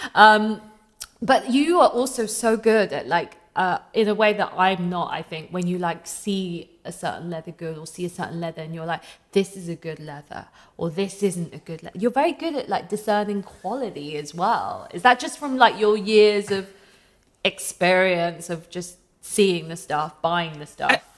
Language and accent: English; London, United Kingdom; I grew up near Camden